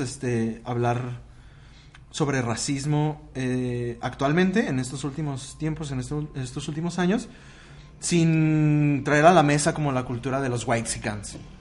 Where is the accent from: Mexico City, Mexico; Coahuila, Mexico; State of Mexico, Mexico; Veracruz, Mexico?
Mexico City, Mexico; soy de la Ciudad de México, chilango